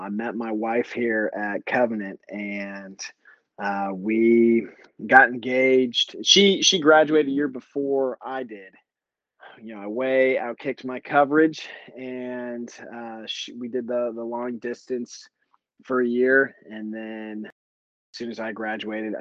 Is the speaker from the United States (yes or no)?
yes; Texas, United States; moved away as an adult; also born or lived in Anchorage, Alaska; I was from Texas, born and raised